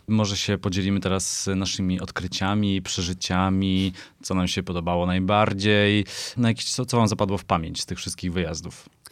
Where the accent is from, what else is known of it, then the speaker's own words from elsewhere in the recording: Katowice, Silesian Voivodeship, Poland; now in Warsaw, Poland; Katowice to jest moje rodzinne miasto.